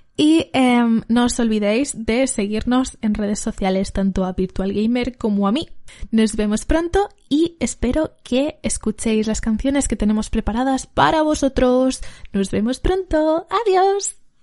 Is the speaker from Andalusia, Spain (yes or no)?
no; Valencia, Valencian Community, Spain; soy una cantante de Valencia